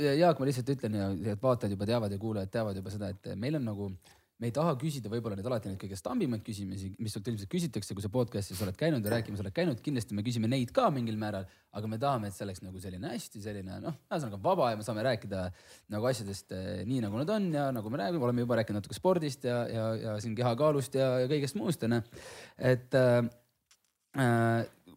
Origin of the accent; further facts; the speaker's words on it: Hiiumaa, Hiiu County, Estonia; ma ise olen Hiiumaalt